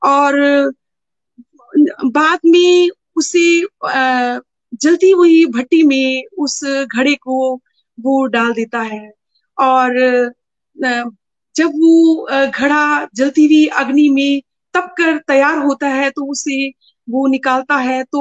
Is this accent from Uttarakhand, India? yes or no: yes; Dehradun, Uttarakhand, India; मैं देहरादून से हूँ और बचपन से ही डिवोशनल परिवार में मैं जन्मी